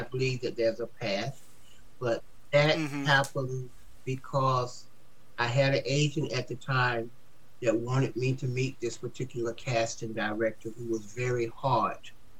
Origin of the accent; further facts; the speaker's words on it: the South, United States; And I'm from the South. And I'm, you know, being from the South, when somebody would go to lunch, I'm supposed to take care of it.